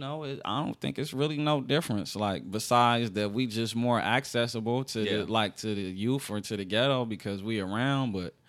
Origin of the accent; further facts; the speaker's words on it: Los Angeles, California, United States; accent: Los Angeles; So I had to get myself into my full Los Angeles sound.